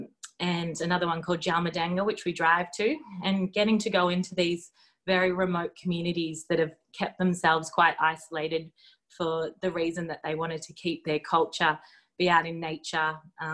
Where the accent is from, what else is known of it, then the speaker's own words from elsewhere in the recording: Melbourne, Victoria, Australia; moved away as an adult; now in Derby, Australia; I grew up in Melbourne and I did most of my training as a doctor down there